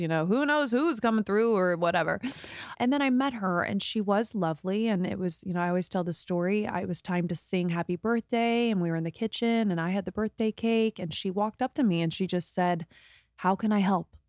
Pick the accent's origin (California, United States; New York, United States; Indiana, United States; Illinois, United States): Indiana, United States; moved away as an adult; now in Los Angeles, United States; this was back in the Midwest. We're from Indiana